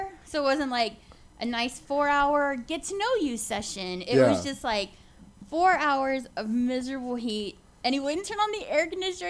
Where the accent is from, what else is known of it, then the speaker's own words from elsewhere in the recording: Houston, Texas, United States; I grew up in Houston.